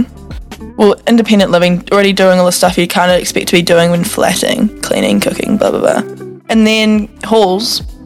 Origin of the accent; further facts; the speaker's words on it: Auckland, New Zealand; now in Wellington, New Zealand; I am originally from Auckland, born and bred, and then moved to Wellington